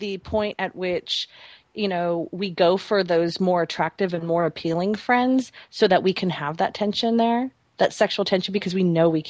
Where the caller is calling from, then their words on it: Salem, Oregon, United States; I'm calling from Salem, Oregon.